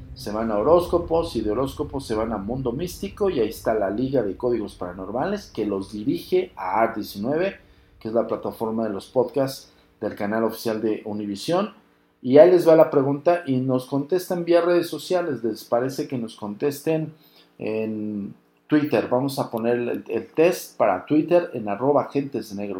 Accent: Mexico; si eres también mexicano

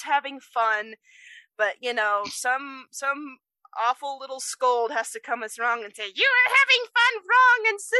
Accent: Utah, United States; I'm from Utah, we have a very heavily religious culture here

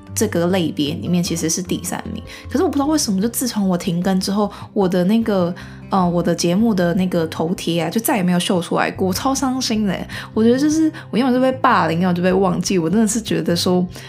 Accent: Taiwan; 我们就台湾人

